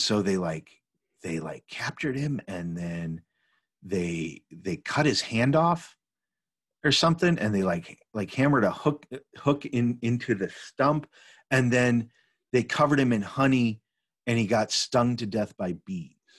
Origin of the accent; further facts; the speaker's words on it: Chicago, Illinois, United States; I grew up in Chicago